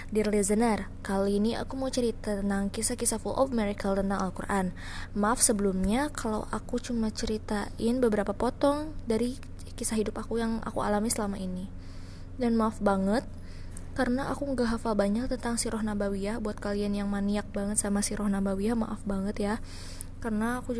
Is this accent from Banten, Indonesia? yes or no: yes; Banten, Indonesia; Banten bu, di sini kuliah.